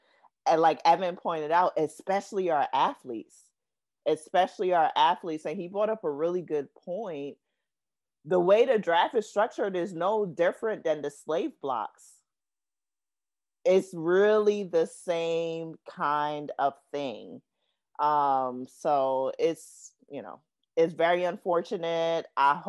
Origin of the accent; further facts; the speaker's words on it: New York City, New York, United States; growing up in Brooklyn